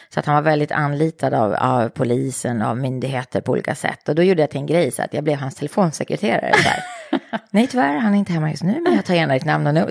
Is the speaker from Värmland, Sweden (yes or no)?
no; Eskilstuna, Södermanland, Sweden; moved away as an adult; jag älskade att vara i Eskilstuna. Jag älskade min hemstad